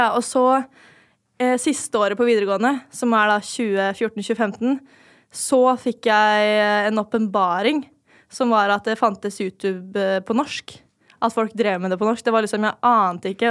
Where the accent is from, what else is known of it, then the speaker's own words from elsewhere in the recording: Lørenskog, Akershus, Norway; also born or lived in Oslo; jeg er født eh, i Oslo, da, men jeg bodde ikke der så lenge. Det var sånn de tre første årene av livet. Og så flytta til Fjellhamar. Levde liksom livet